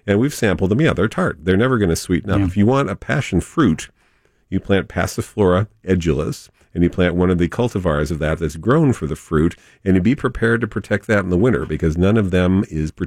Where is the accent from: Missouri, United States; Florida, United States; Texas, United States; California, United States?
California, United States; San Diego; growing up in La Jolla.